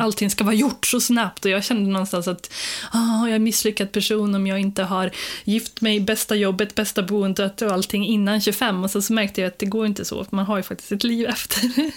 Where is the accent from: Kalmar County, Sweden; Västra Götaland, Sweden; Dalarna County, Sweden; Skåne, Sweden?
Västra Götaland, Sweden; Skara; moved away as an adult; also born or lived in Jönköping; jag är från Skara från början